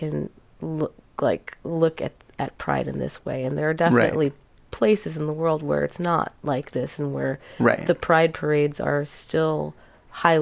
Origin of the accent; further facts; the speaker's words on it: New York City, New York, United States; I grew up in New York City